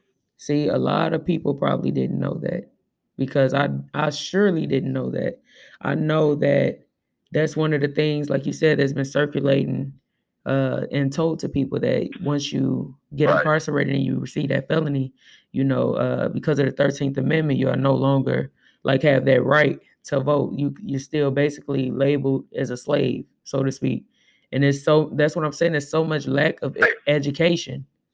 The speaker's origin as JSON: {"language": "English", "town": "Tulsa", "region": "Oklahoma", "country": "United States", "tie": "born or raised there", "said": "I think I'm very saddened that Tulsa is closed because I grew up in Tulsa and it did change my life going there"}